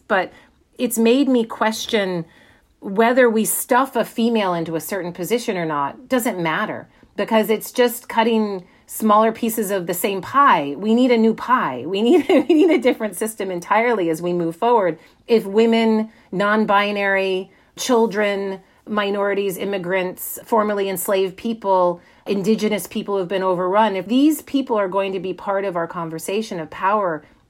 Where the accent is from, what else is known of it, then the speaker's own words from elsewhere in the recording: United States; I can say I'm an American, but am I an American? I am obviously of European heritage.